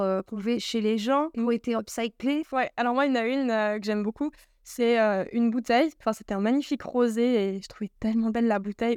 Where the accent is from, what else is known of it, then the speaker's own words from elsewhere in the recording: Yverdon-les-Bains, Vaud, Switzerland; je suis née à Yverdon et j'ai grandi un petit moment là-bas